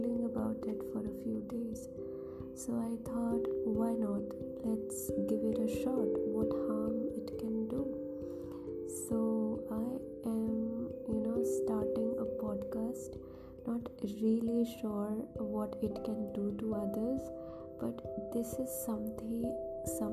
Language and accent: English; India; I am from India and I am proud to be Indian.